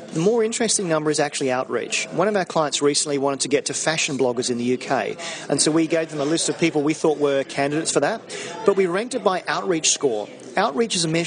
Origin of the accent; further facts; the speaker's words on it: Australia; now in London, United Kingdom; I'm Australian living in London